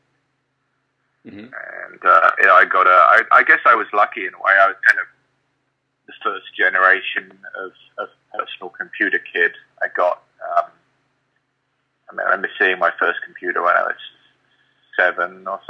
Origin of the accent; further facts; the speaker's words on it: London, United Kingdom; also born or lived in Birmingham; My family, though, is many generations of Londoner, and I spent most of my life in London